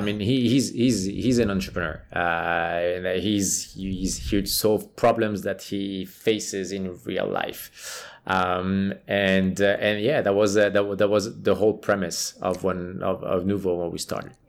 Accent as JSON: {"language": "English", "country": "Switzerland", "moved": "yes", "said": "I'm from Switzerland, right? So I played for the Swiss national team"}